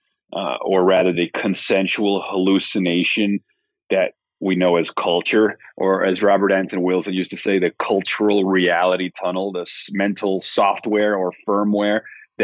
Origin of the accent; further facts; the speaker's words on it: Venezuela; I grew up in Venezuela, so I've actually seen it happen in my country